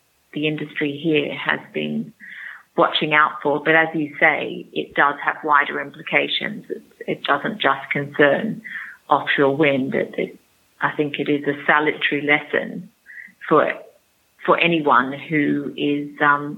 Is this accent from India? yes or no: no; Australia; moved away as an adult; now in United Kingdom; I'm Australian, by the way, but I've lived here for 16 years.